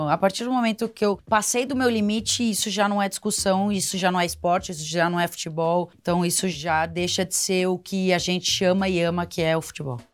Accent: Piracicaba, São Paulo, Brazil; Piracicaba, que é a cidade onde eu nasci

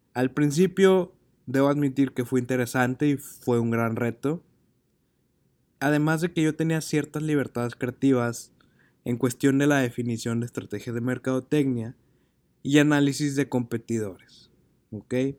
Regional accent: Monterrey, Nuevo León, Mexico; regresé a Monterrey, que es mi ciudad de origen

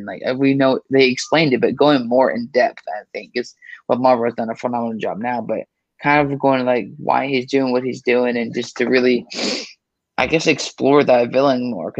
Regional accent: Brooklyn, New York, United States; Oh, I'm from Brooklyn.

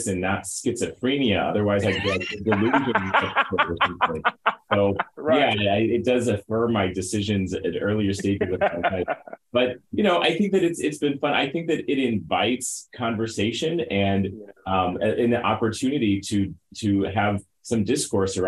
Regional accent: St. Louis, Missouri, United States; I am a native St. Louisan, born and raised. I grew up in North St. Louis County

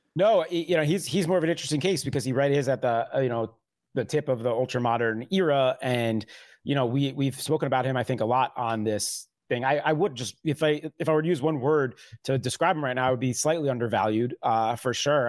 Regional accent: New York, United States; as a New Yorker

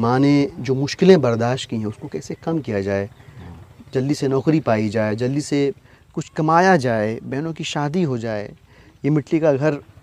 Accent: Zamania, Uttar Pradesh, India; now in Delhi, India; मैं अपने गांव की अगर बात करूँ ज़मानिया एक बहुत छोटा सा कस्बा है बनारस

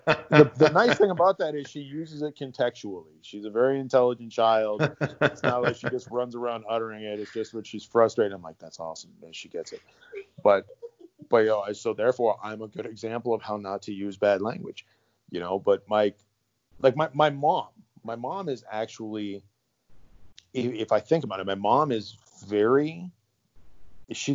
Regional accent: Iron Range, Minnesota, United States; moved away; Serbian kid from the Iron Range

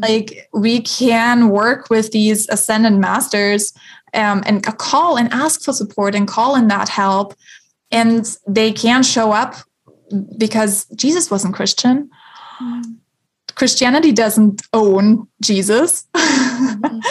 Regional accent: Germany; moved away; I love going back to the church in my hometown in Germany.

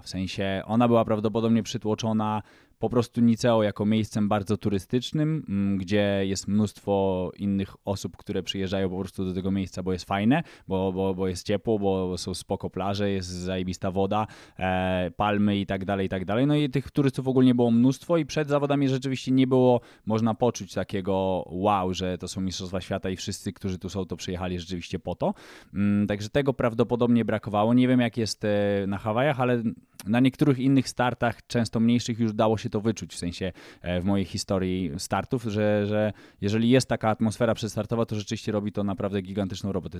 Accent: Poland; nam Polakom

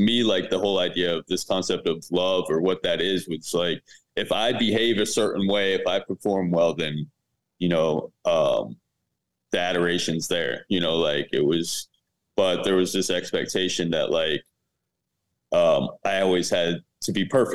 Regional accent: Fort Pierce, Florida, United States; I was raised in Fort Pierce, Florida, with my dad and my stepmom

